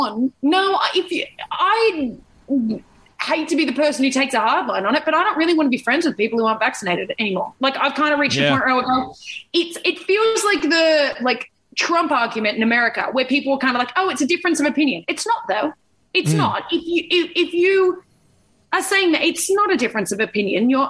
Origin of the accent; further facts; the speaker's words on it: Sydney, New South Wales, Australia; growing up in Sydney